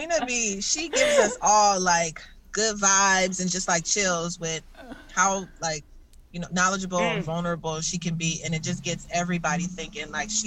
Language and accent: English; San Francisco, California, United States; moved away as an adult; now in Oakland, United States; Okay, so hey … Originally from San Francisco, I practice Buddhism in Oakland right now